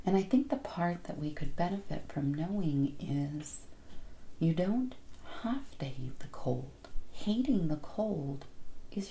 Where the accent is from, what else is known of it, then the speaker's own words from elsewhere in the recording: Florida, United States; also born or lived in Hawaii; now in Phoenix, United States; I grew up in Florida. I am a sun, sand, and surf girl